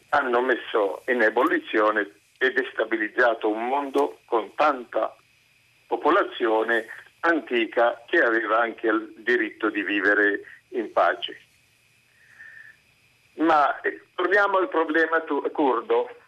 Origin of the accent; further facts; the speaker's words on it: Syria; now in Italy; io ho vissuto da ragazzo in Siria